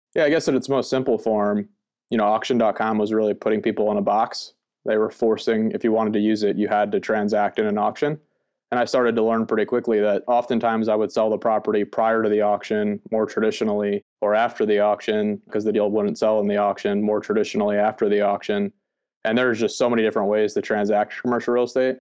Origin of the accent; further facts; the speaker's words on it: East Coast, United States; I was born on the East Coast, the United States